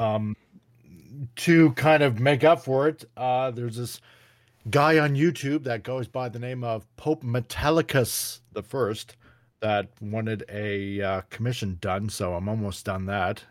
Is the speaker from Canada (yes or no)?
yes; Canada; I'm Canadian